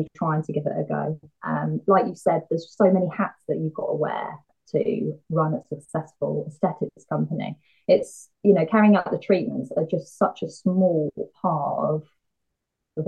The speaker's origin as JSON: {"language": "English", "town": "Bury St Edmunds", "region": "East of England", "country": "United Kingdom", "tie": "born or raised there", "said": "my hometown of Bury St Edmunds"}